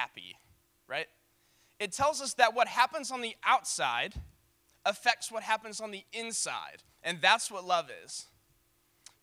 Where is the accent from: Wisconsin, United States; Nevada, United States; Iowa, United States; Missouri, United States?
Missouri, United States; St. Louis; I'm from St. Louis